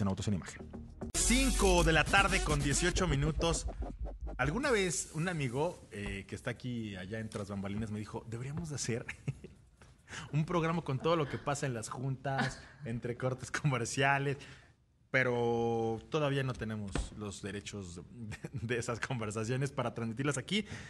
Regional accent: Mexico; como mexicanos

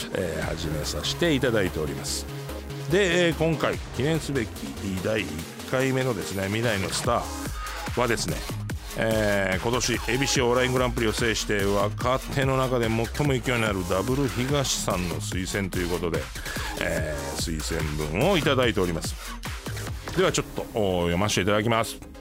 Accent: Osaka, Japan; moved away; 大阪出身なんで

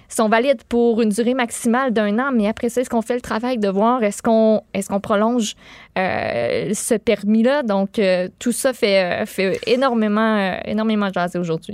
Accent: Boischatel, Quebec, Canada; je viens de, de Bois-Châtel. Mes parents restent encore là

